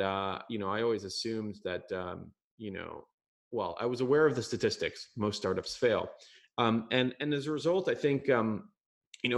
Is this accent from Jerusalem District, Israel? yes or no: yes; Jerusalem, Jerusalem District, Israel; I was born in Jerusalem.